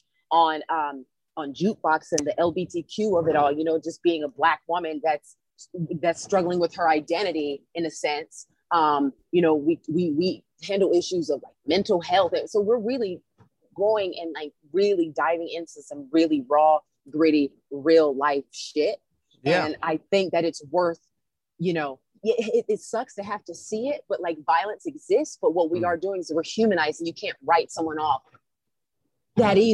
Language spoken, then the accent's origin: English; South Carolina, United States; I grew up in South Carolina